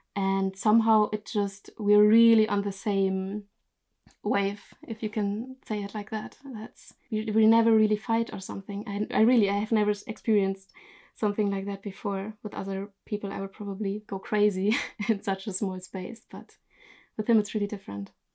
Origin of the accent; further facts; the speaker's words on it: Germany; moved away as an adult; now in Norway; I'm originally from Germany, but I live in Norway since three years from now